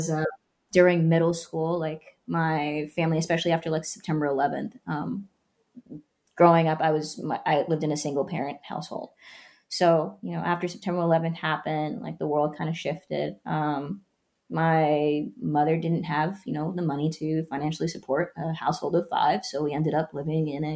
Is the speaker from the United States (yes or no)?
yes; Oakland, California, United States; also born or lived in Canada; I grew up in California